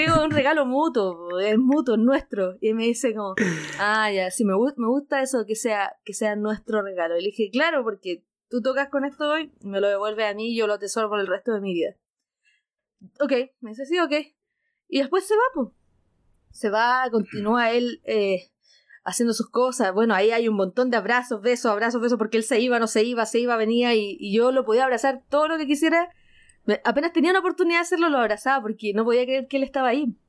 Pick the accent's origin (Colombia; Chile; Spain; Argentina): Chile; soy de Chile